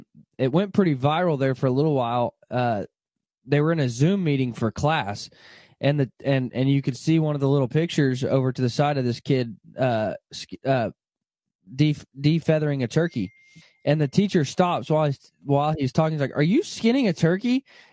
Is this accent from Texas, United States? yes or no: no; Arkansas, United States; I remember, you know, I grew up in Arkansas, not far from you probably, and we would pull the duck boat to school with us.